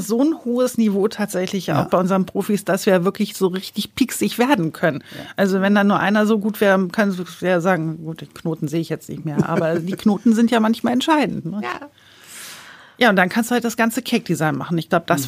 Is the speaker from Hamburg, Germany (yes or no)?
yes; Hamburg, Germany; ich komme ja aus Hamburg äh, und da bei uns im Ortsteil gab es eine kleine Konditorei